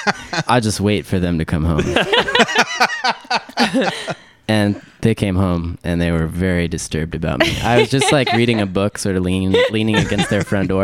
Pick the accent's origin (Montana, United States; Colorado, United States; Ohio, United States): Montana, United States; Helena; now in Seattle, United States; I grew up in Helena, Montana, and I moved to Seattle in 2005.